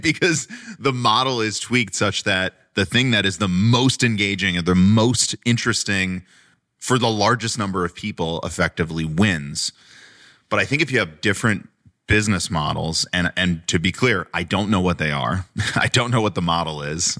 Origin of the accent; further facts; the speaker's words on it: Long Island, New York, United States; I grew up on Long Island